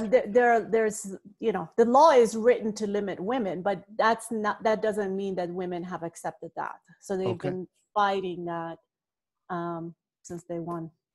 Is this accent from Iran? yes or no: yes; Iran; I was born and raised in the Middle East. I uh, grew up in Iran.